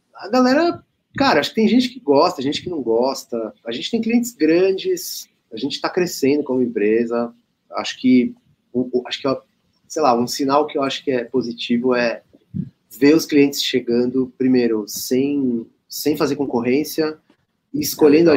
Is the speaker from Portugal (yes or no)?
no; Brazil; a gente é brasileiro, a gente é uma empresa, né, de brasileiros